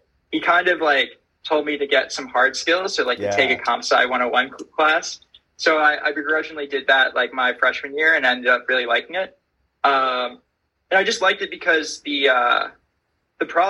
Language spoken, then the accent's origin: English; Syosset, New York, United States; I grew up in Long Island, so in a town called Syosset, kind of in the middle north of the island